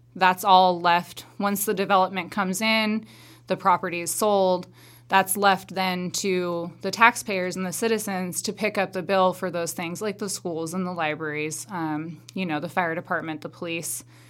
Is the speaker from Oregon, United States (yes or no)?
yes; Madras, Oregon, United States; I was born and raised here in Madras. Well, not here because I'm in Warm Springs, but in Madras.